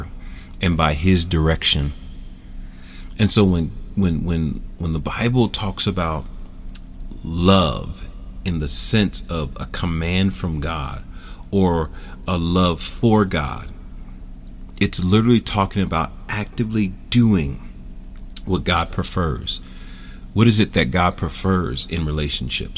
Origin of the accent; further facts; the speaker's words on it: Philadelphia, Pennsylvania, United States; Philadelphia, my hometown